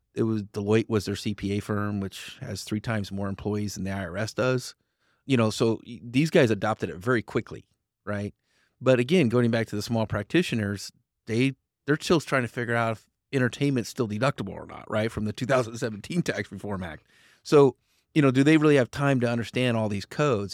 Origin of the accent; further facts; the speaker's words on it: Fruitland, Idaho, United States; also born or lived in Central Valley, California; I grew up in Fruitland, Idaho.